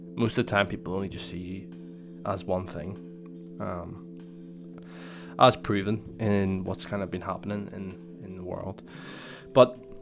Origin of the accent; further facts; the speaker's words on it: Northern Ireland, United Kingdom; Northern Ireland, and I would say I'm Northern Irish